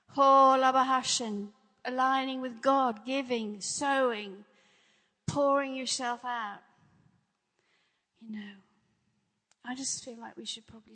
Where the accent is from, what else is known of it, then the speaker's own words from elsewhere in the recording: England, United Kingdom; moved away; also born or lived in Los Angeles; I grew up in England. I grew up in a Christian country